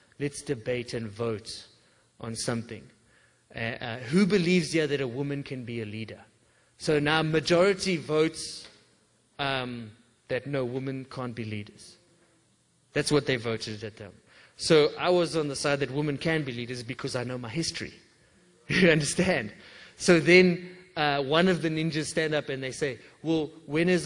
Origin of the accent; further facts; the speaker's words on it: England, United Kingdom; I'm English